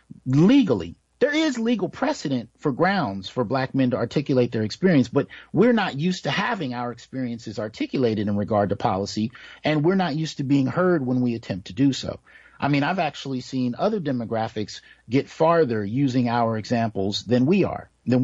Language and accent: English; Bay Area, California, United States; also born or lived in San Jose / Santa Clara / Sunnyvale / Oakland; now in Fresno, United States; I grew up in the Bay Area, San Jose, Santa Clara, Sunnyvale, Oakland, East Palo Alto. I lived in all of those areas at one point in time